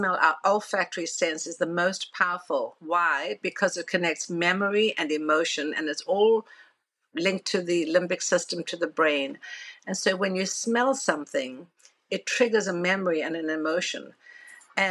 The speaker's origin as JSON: {"language": "English", "country": "South Africa", "tie": "born or raised there", "moved": "as an adult", "lives_now": "New York, United States", "said": "told me growing up in South Africa"}